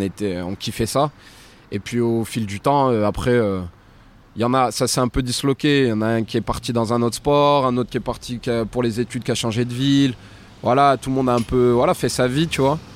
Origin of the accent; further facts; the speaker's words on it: Clermont-Ferrand, Auvergne-Rhône-Alpes, France; chez moi à Clermont